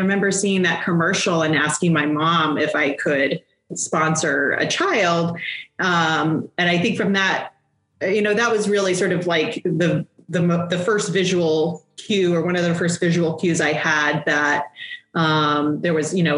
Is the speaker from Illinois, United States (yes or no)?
no; Colorado, United States; also born or lived in United Kingdom; Well, I was actually born in the UK. My parents were in the military, and we moved all over the place until I was about 10. And that's when we settled in Colorado. So I do consider Colorado home.